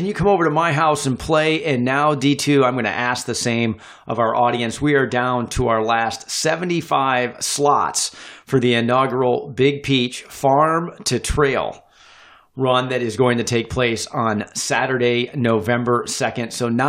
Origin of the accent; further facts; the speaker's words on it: Northern Indiana, United States; For me, it was that quintessential Midwestern town where blocks were laid out pretty evenly spaced, very straight avenues and streets.